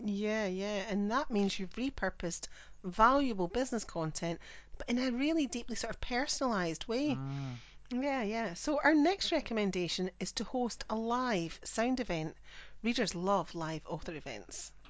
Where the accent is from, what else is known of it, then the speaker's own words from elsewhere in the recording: Scotland, United Kingdom; I'm the Scottish one